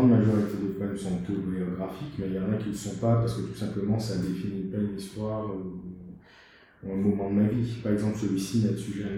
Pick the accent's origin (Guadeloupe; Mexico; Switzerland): Guadeloupe; moved away; also born or lived in Haiti; Moi, j'ai grandi mes premières années en Haïti, ensuite j'ai grandi en Guadeloupe.